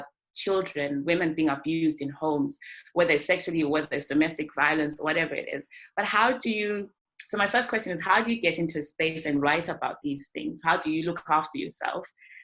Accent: Zimbabwe; moved away; we're coming from Zimbabwe

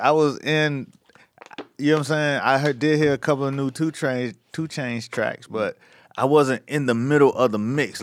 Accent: Miami Gardens, Florida, United States; the mayor of my hometown, you know what I'm saying, of Miami Gardens

